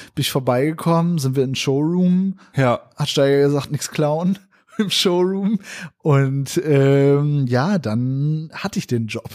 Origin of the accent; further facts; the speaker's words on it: Northern Germany, Germany; moved away as an adult; now in Berlin, Germany; ich komme ja aus Norddeutschland